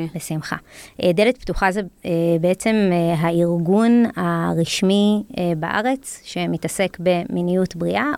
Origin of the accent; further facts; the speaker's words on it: Jerusalem, Jerusalem District, Israel; ירושלמית, נולדתי וגדלתי בעיר הזאת